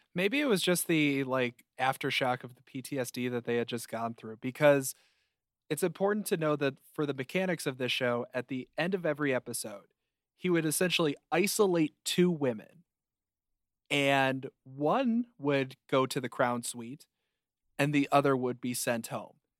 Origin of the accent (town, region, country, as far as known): Chicago, Illinois, United States